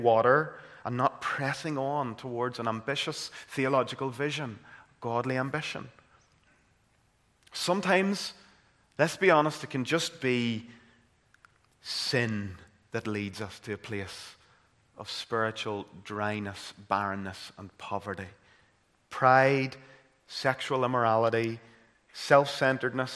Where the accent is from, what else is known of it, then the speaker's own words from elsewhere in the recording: Caledon, Northern Ireland, United Kingdom; growing up in Caledon and County Tyrone